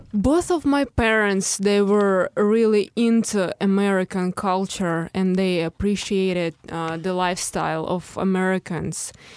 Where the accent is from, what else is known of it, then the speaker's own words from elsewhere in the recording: Moscow, Russia; English is a second language; moved away as an adult; now in Chicago, United States; from my hometown and, uh, from the schools I've ever been to, uh, in, in Moscow